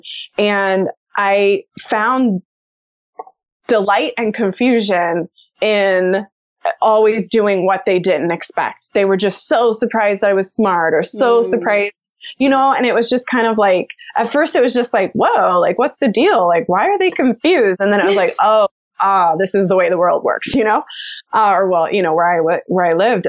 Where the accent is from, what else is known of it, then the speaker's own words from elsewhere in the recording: United States; also born or lived in Austin, Texas; I grew up in the United States